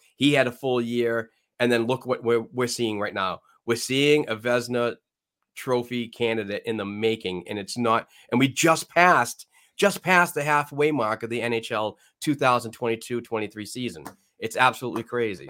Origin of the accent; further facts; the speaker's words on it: New England, United States; accent: New England; my New England accent